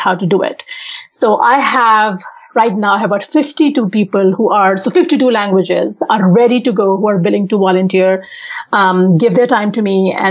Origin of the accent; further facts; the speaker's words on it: Pakistan; first language Urdu; English is a second language; now in Saudi Arabia; even though I live in Saudi Arabia, I'm originally from Pakistan.